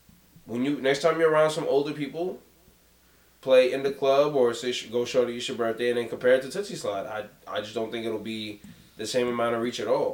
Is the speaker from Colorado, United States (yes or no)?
no; New York City, New York, United States; I'm from Jamaica, Queens. I grew up from 10 minutes from where 50 Cent grew up and got shot.